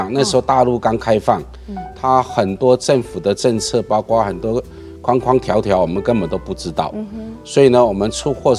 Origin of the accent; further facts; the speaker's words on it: Miaoli County, Taiwan; 我年轻的时候我是苗栗的乡下人，对对对对，我父母亲都务农的。